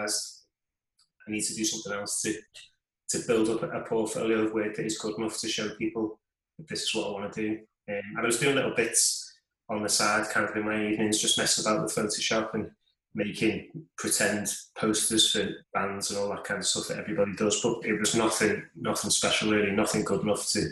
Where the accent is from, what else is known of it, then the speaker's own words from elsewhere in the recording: Liverpool, North West England, United Kingdom; I was born in Liverpool, England, still live there now, and never really moved very far away